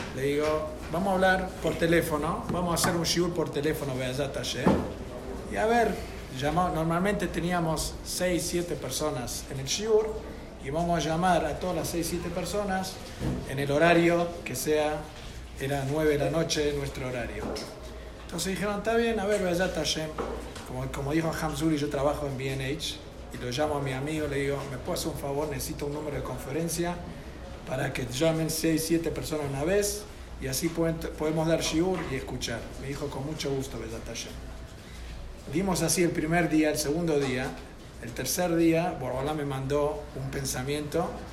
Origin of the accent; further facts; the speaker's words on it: United States; yo soy de Estados Unidos